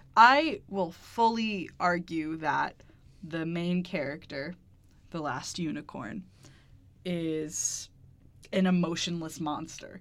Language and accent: English; United States; We're American heathens